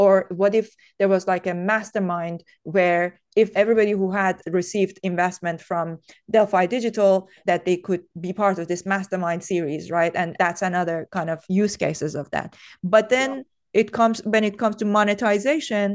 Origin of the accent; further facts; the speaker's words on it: Tehran, Tehran Province, Iran; English is a second language; I was brought up in Tehran